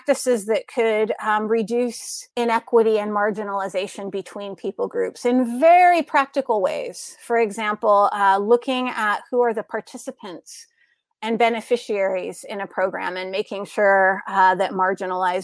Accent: United States; moved away as an adult; as an American here in the United States, which I see through a unique lens because I lived and worked a lot of my adult life overseas. I'm a returnee to my home

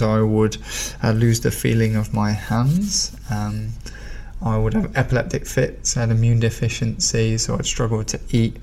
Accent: Gloucester, South West England, United Kingdom; I'm just a Gloucester boy through and through. I was born here.

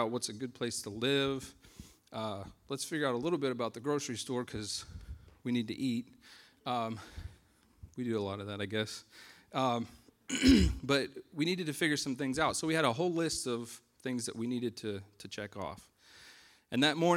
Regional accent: United States; moved away; we're American citizens

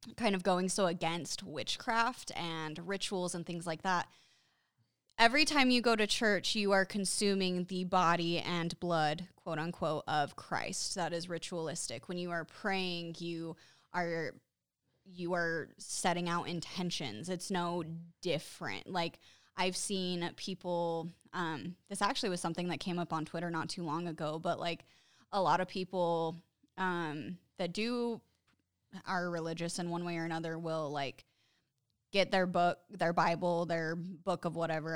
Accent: Utah, United States; growing up in Utah, like, a lot of the people around here are Mormons

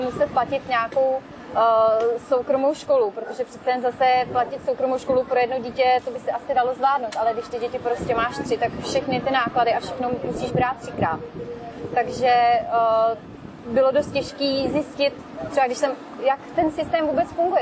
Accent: Czechia; moved away as an adult; now in Tenerife, Spain; u nás v Čechách uh, zima prostě a ošklivý počasí

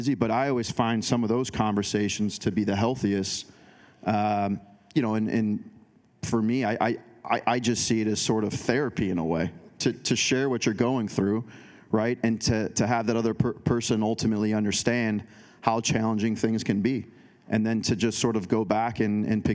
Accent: Chicago, Illinois, United States; now in Portland, United States; Chicago because that's where I'm from originally

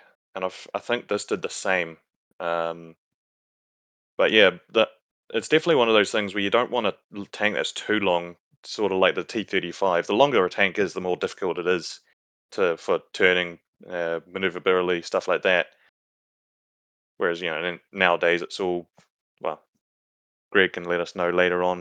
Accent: New Zealand; accent: Kiwi; Is my Kiwi accent getting in the way?

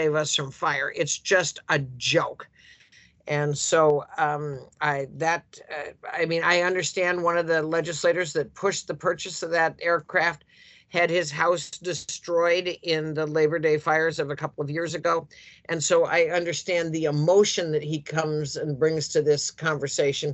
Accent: Central Oregon, United States; I grew up in Central Oregon, which is the high desert country of Oregon

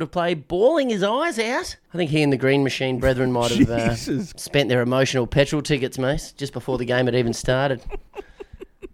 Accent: Queensland, Australia; As a Queenslander

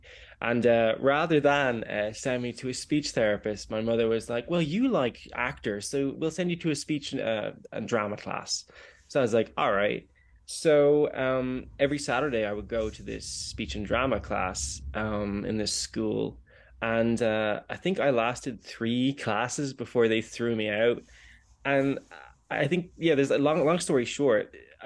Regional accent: Kilcoole, Leinster, Ireland; also born or lived in Greystones, Ireland; I grew up in Wicklow on the east coast of the tiny island. I grew up in Kilcool and then moved to Greystones.

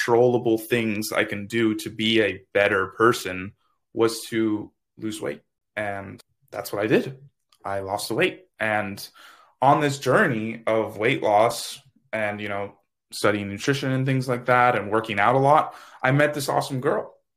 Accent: Miami, Florida, United States; now in Tallahassee, United States; I'm from Miami, Florida, currently living in Tallahassee, Florida.

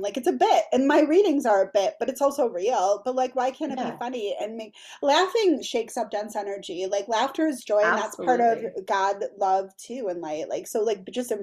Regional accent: Milwaukee, Wisconsin, United States; moved away as an adult; now in Green Bay, United States; I'm from Milwaukee originally, but I moved up here the first week of quarantine

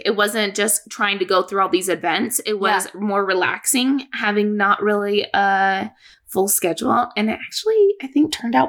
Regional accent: Boise, Idaho, United States; well, I'm from Boise area.

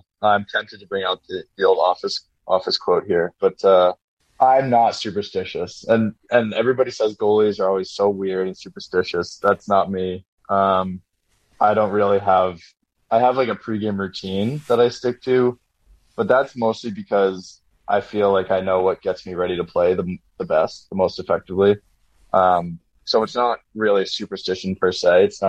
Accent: New England, United States; growing up in New England, I heard all of this.

